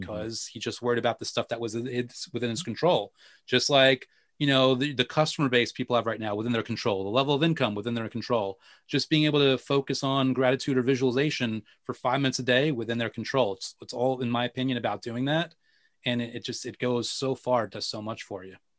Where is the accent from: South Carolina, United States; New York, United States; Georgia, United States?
New York, United States; I'm a New Yorker